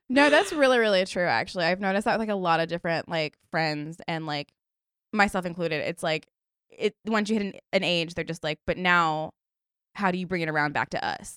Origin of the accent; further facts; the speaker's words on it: Stafford, Virginia, United States; I'm from Stafford, Virginia, which, like, also just, like, a weird place, but no beach